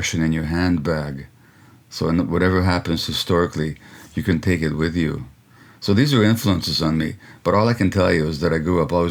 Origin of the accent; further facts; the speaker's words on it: Hungary; now in Canada; I grew up in communist Hungary